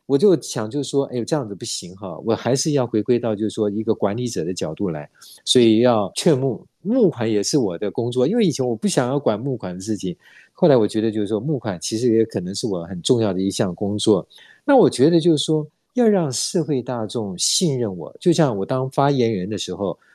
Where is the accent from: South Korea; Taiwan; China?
Taiwan; 是因为我们台湾人都很有爱心